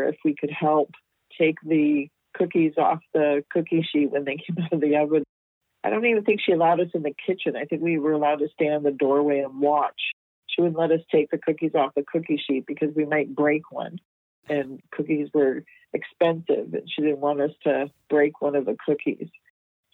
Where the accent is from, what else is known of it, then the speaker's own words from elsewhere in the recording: Toronto, Ontario, Canada; moved away as an adult; also born or lived in Vancouver, British Columbia; I was born and raised in Toronto, Ontario.